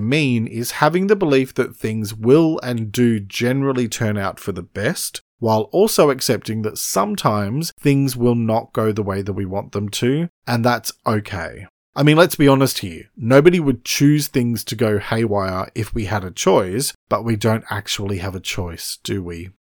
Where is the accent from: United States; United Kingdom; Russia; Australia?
Australia; I'm an Australian writer and speaker